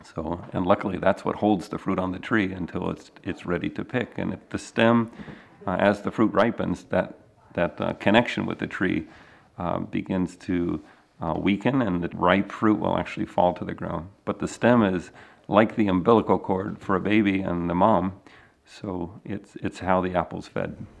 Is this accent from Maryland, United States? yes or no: yes; Maryland, United States; moved away; I grew up in the Mid-Atlantic in Maryland